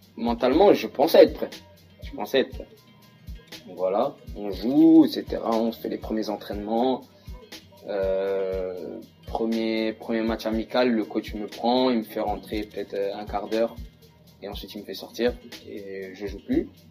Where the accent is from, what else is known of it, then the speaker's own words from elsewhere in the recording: Saint-Ouen-l'Aumône, Île-de-France, France; moved away as an adult; also born or lived in United States; je suis de Saint-Olomone, en 95.